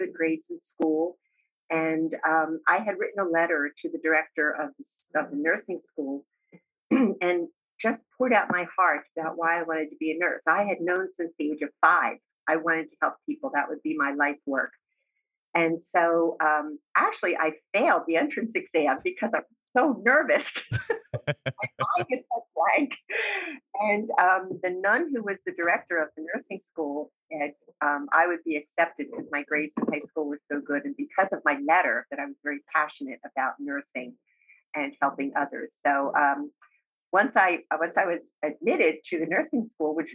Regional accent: Hamilton Township, New Jersey, United States; I grew up in a suburb of Trenton, New Jersey, called Hamilton Township, which is sort of in the central part of New Jersey

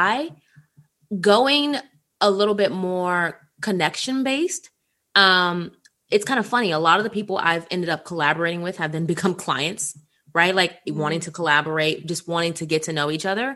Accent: Washington, District of Columbia, United States; I'm from Washington, D.C.

